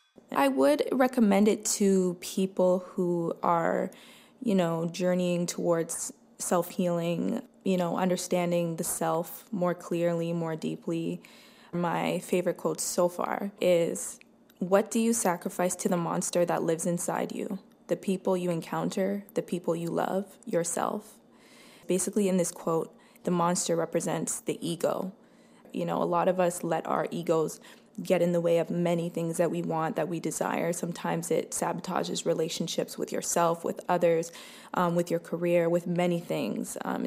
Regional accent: Toronto, Ontario, Canada; I'm from Toronto, Canada.

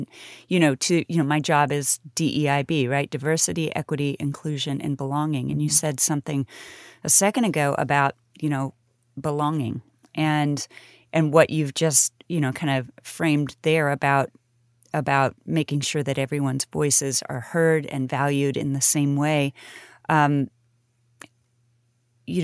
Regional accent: Kansas City, Kansas, United States; That's my hometown. I was born there. And Lawrence is cool. You know, all of my friends from Wellsville High School went to KU.

